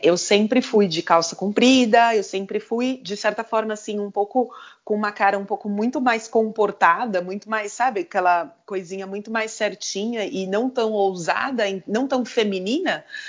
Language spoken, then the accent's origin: Portuguese; Brazil; moved away as an adult; sempre você acaba caindo um pouco na comunidade do seu país, né? Então, tem várias amigas brasileiras